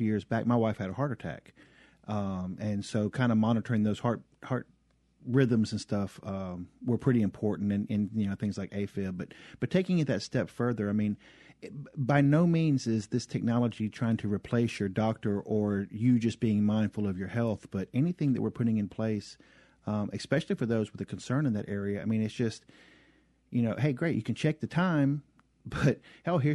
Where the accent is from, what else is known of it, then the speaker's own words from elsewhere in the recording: the South, United States; accent: southern; I'm still having a hard time with my southern accent